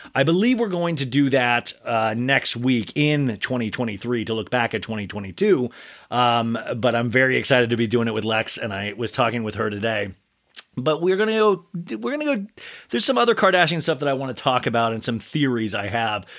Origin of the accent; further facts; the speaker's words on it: Olathe, Kansas, United States; I grew up in Kansas